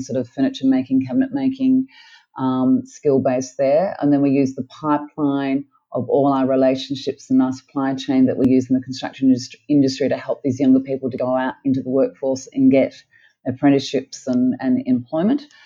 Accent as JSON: {"language": "English", "country": "Australia", "tie": "born or raised there", "also_born_or_lived": "Melbourne, Australia / Sydney, Australia", "moved": "as an adult", "lives_now": "Cairns, Australia", "said": "I had a pretty privileged life growing up in Melbourne and Sydney"}